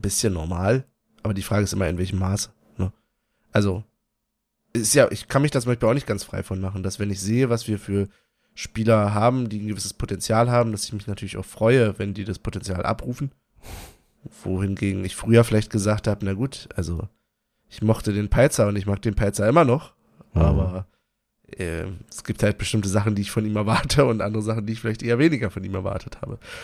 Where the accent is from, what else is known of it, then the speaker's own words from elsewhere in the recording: Berlin, Germany; Ich, ich bin Berliner